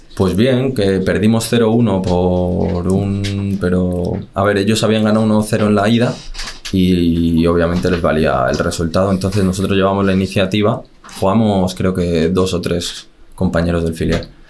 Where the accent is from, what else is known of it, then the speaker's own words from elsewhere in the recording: Las Rozas, Community of Madrid, Spain; Yo soy de las Rozas y me quedo entrenando con el Majada Onda